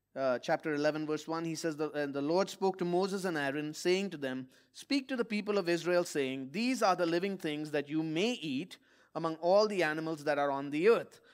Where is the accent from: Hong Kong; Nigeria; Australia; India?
India; moved away; my home country of India